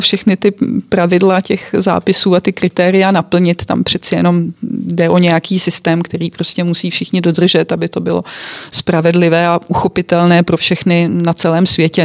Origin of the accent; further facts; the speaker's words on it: Czechia; my Češi, kteří jsme odkojení chmelovými brigádami